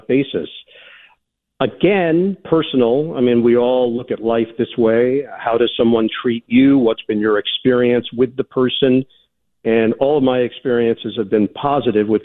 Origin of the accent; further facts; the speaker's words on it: United States; I am an American